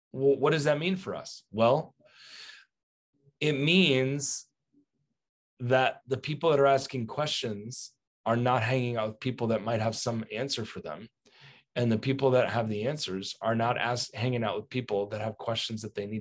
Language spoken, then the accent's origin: English; United States; As an American